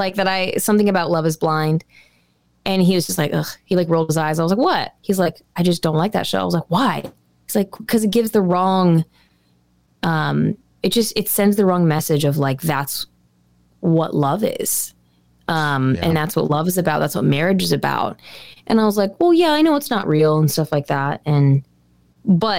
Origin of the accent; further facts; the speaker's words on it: United States; I'm an American